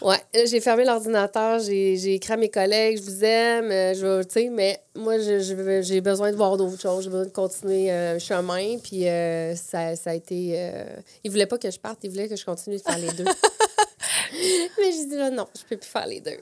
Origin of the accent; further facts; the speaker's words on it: Plessisville, Quebec, Canada; moved away as an adult; now in Quebec City, Canada; je viens des Bois-Francs. Je viens mhm. de, la région de, de Plessisville